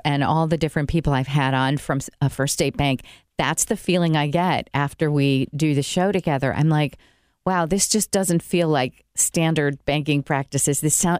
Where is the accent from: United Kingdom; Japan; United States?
United States; New York; I'm curious because I came from New York and I've never heard of any of this before. So is this an Indiana thing?